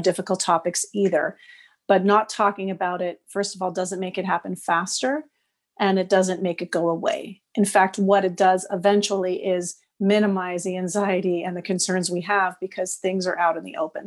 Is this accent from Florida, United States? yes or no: no; Los Angeles, California, United States; now in Montreal, Canada; I'm from Los Angeles, but I live in Montreal now